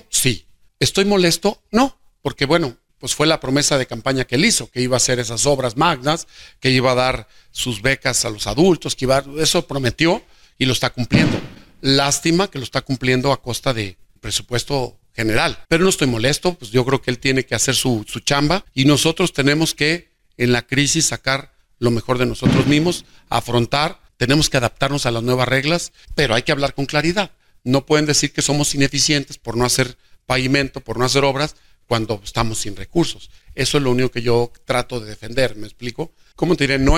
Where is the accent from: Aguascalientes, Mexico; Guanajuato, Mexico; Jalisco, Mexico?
Aguascalientes, Mexico; Jesús María; el destino me regresó a Jesús María y veo a Jesús María como, como mi tierra, como mi punto de partida, como un lugar que quiero y que estoy trabajando al 100 en él.